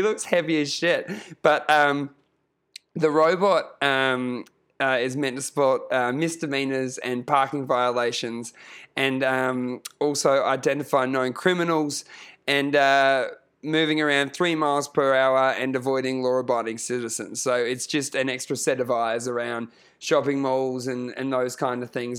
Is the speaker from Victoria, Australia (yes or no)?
no; Queensland, Australia; I grew up in, I grew up in Queensland